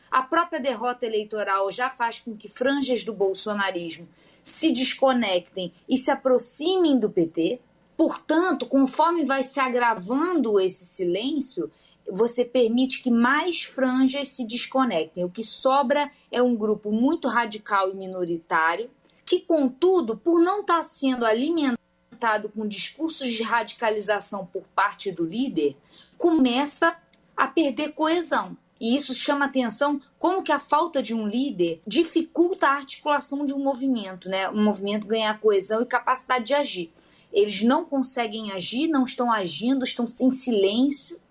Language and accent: Portuguese; Rio de Janeiro, Brazil; eu sou do Rio de Janeiro